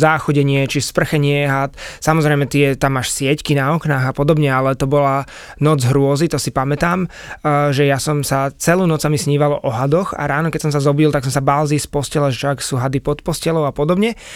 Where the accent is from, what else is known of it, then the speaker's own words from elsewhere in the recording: Bratislava, Bratislava Region, Slovakia; also born or lived in Chile; ja som chlapec z Bratislavy